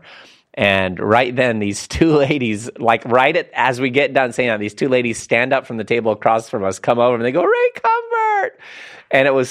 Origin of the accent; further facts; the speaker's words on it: Lebanon; I'm from Lebanon